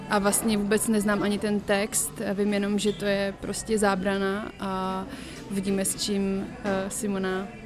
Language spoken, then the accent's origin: Czech; Prague, Czechia; je mi 28 let, pocházím z Prahy